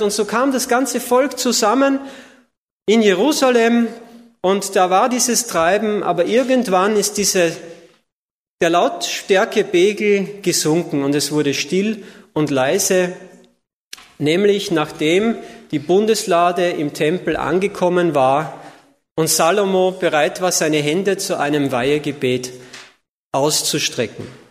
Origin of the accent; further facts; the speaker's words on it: Austria; moved away as an adult; now in Ludwigsburg, Germany; Also ich komme aus Österreich, bin gebürtiger Österreicher